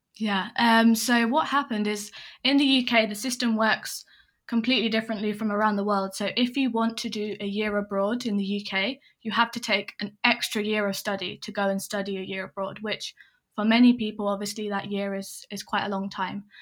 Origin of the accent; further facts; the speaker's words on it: England, United Kingdom; also born or lived in Hong Kong; I'm English and I grew up mainly in England